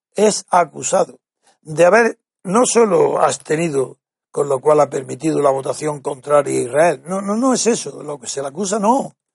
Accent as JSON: {"language": "Spanish", "country": "Spain", "said": "Soy blanco, soy español."}